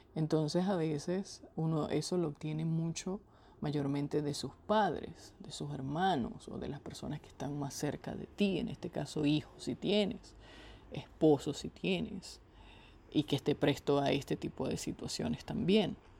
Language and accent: Spanish; Venezuela; moved away as an adult; sin poder estar en el hogar en el que nací y crecí